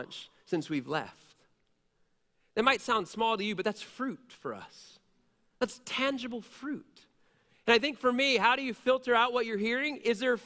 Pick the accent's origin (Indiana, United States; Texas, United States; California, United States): Indiana, United States; Middlebury; I grew up on Highland Drive in Middlebury